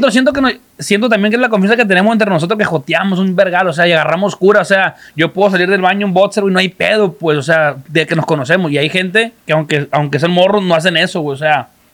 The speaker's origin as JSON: {"language": "Spanish", "town": "Culiacán", "region": "Sinaloa", "country": "Mexico", "said": "yo hablo desde de la ciudad, nosotros en Culiacán"}